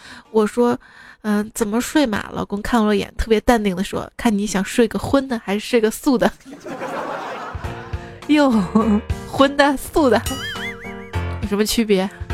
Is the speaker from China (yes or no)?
yes; Northeast China, China; 我是东北人